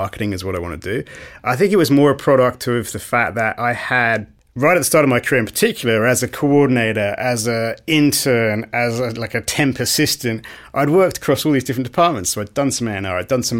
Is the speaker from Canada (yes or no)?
no; United Kingdom; moved away as an adult; also born or lived in New York, United States / Australia; I'm British, grew up in the UK